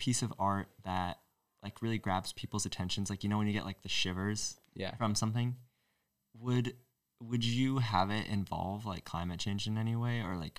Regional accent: Northeast, United States; Opposite of the South, Northeast baby.

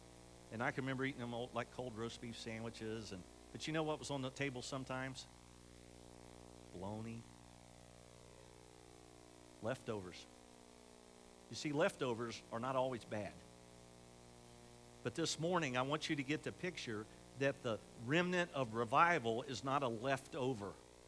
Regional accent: Camden, Ohio, United States; we're from Camden, and I have the privilege to pastor the Southern Baptist Church right there on the corner in Camden.

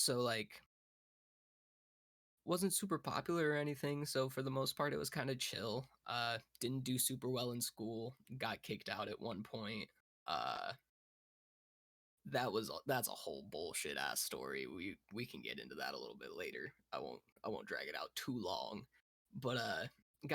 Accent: Fremont County, Colorado, United States; I originally come from Fremont County, Colorado

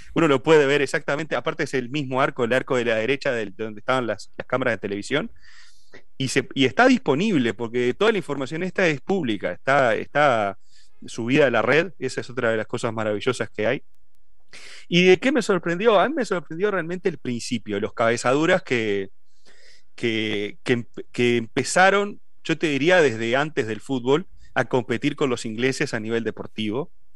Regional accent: Uruguay; moved away as an adult; also born or lived in Ciudad de la Costa; somos todos de Uruguay

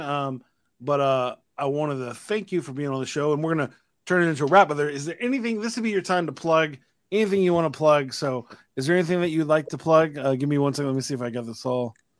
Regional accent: Austin, Texas, United States; I'm from Austin

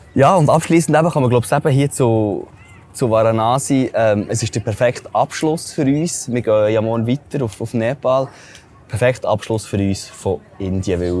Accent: Switzerland; normalerweise in der Schweiz

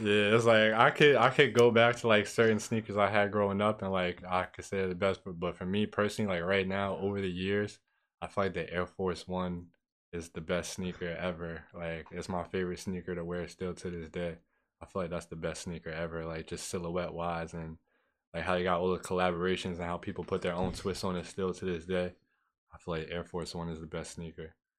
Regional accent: Peekskill, New York, United States; growing up in Peacefield

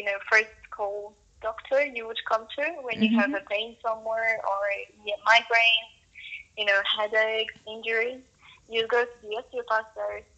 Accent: Poland; moved away as an adult; also born or lived in United Kingdom; now in Munich, Germany; originally we are both from Poland

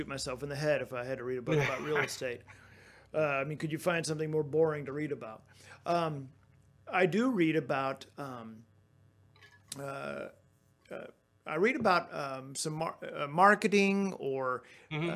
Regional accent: Texas, United States; I'm from Texas

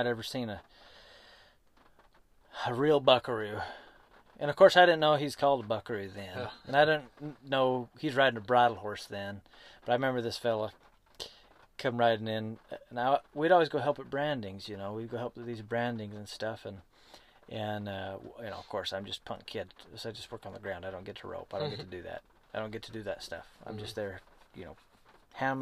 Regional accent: Great Basin, United States; I grew up on the other side of the hill

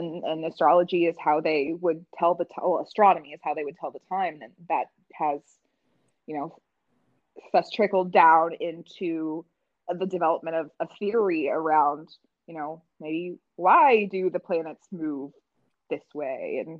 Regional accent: Midwest, United States; like growing up in the Midwest, it's, you know, it's a lot of culture and a lot of our experiences are very monochromatic.

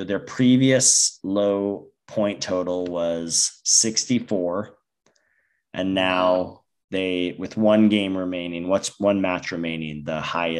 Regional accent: United States; As an American

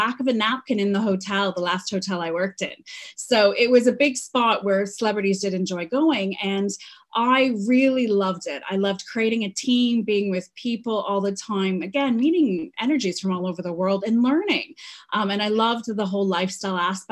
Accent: Manitouwadge, Ontario, Canada; moved away as an adult; also born or lived in Toronto, Canada; I am a girl who was from Canada. So I was born in Manitowoc, Ontario, which means Cave of the Great Spirit in Ojibwe. So very small mining town

